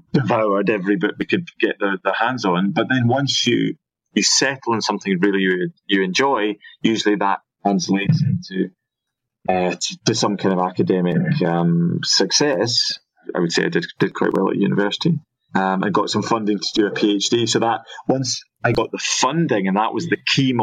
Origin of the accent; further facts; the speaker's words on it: Scotland, United Kingdom; moved away as an adult; also born or lived in Liverpool; growing up in Scotland